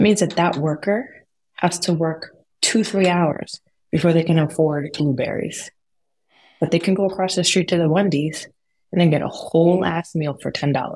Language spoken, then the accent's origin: English; United States; born or raised there